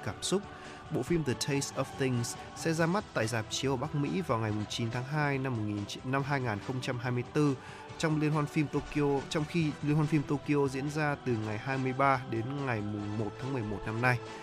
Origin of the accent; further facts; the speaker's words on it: the North, Northern Vietnam, Vietnam; Con từ Bắc ra